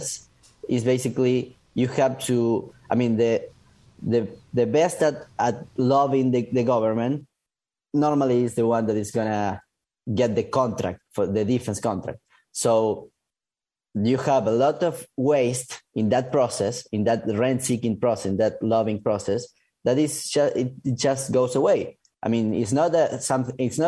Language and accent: English; Argentina; moved away; I am from Argentina